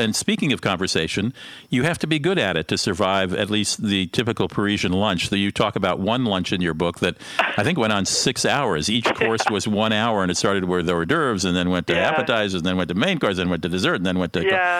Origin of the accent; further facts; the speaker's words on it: Germany; As Americans, of course, the fact that I grew up in Germany, can't pronounce French, never helps.